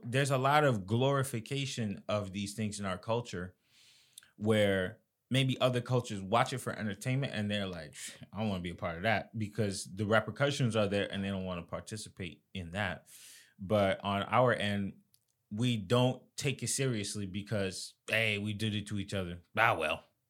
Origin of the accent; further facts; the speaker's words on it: Florida, United States; I'm from Florida